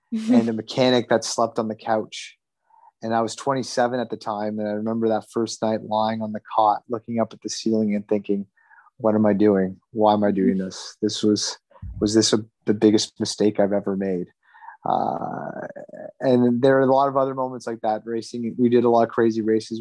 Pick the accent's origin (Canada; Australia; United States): Canada; I grew up in Canada, and Canada is a hockey crazy country